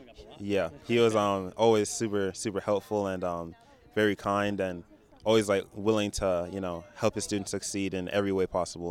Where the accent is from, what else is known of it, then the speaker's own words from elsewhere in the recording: Burlington Township, New Jersey, United States; I'm from Burlington Township, New Jersey.